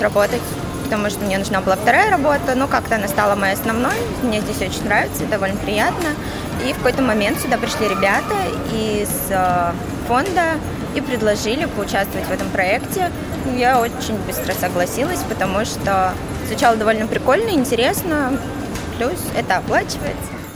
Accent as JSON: {"language": "Russian", "town": "Bryansk", "region": "Bryansk Oblast", "country": "Russia", "also_born_or_lived": "Kazan", "moved": "yes", "lives_now": "Moscow, Russia", "said": "А, я из Брянска, 4 года жила в Казани и затем переехала в Москву"}